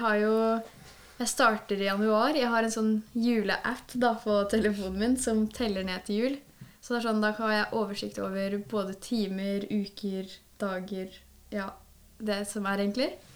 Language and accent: Norwegian; Kløfta, Akershus, Norway; Jeg er fra Kløfta, så jeg er herifra